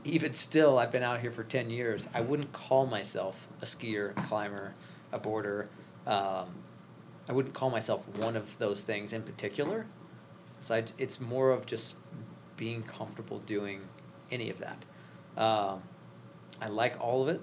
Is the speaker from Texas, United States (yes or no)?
no; Cape Girardeau, Missouri, United States; moved away as an adult; now in Denver, United States; from Missouri